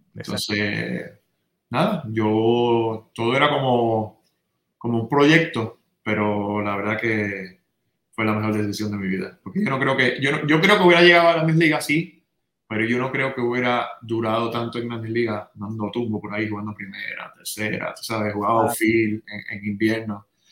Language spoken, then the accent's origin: Spanish; San Juan, Puerto Rico; born or raised there; also born or lived in Santurce